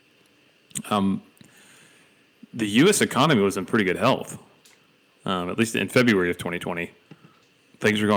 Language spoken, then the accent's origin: English; Dalton, Georgia, United States; now in Tennessee, United States; my hometown is the carpet capital of the world